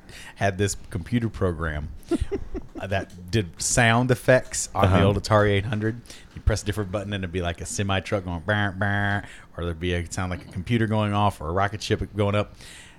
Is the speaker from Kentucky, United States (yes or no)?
yes; Richmond, Kentucky, United States; my hometown of Richmond, Kentucky